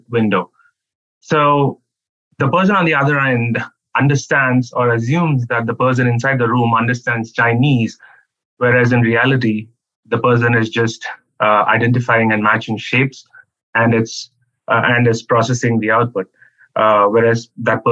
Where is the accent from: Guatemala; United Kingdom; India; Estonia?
India; Chennai, Tamil Nadu; moved away as an adult; also born or lived in Arizona; I come from India, and the southern part of India, Chennai.